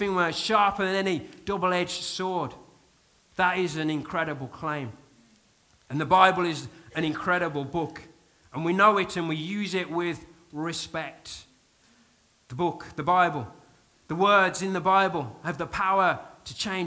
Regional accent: United Kingdom; I am very British, very restrained, very contained.

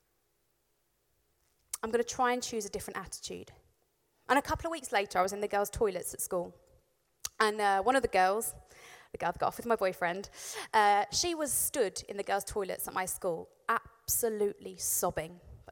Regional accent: Warwickshire, West Midlands, United Kingdom; I grew up in Warwickshire, and I lived in a village

